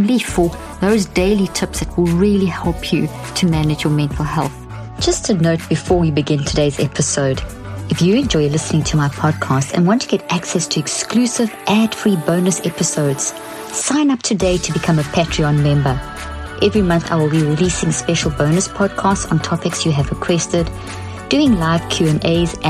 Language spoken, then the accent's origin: English; South Africa; also born or lived in Zimbabwe; I was born in Zimbabwe and grew up in South Africa